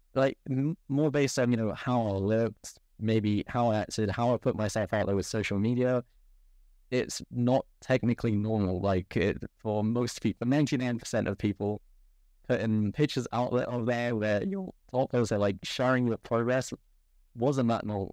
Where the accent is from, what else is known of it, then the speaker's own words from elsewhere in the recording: England, United Kingdom; I was born in England.